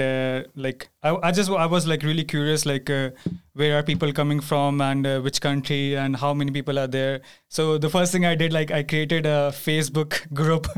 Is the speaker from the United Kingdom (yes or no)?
no; India; moved away as an adult; now in Sweden; I'm from India.